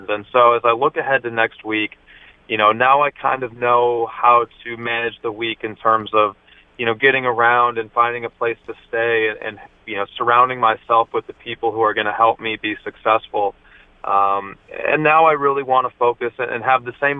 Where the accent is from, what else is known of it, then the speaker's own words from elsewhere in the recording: Minnesota, United States; moved away as an adult; also born or lived in Nebraska; growing up in Minnesota, which is home for me